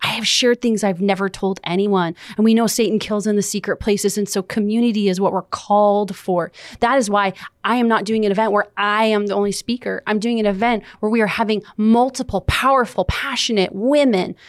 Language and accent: English; Los Angeles, California, United States; moved away as an adult; I was born and raised in Los Angeles, California